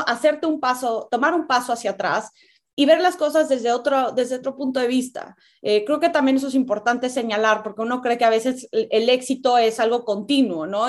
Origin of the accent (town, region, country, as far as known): Mexico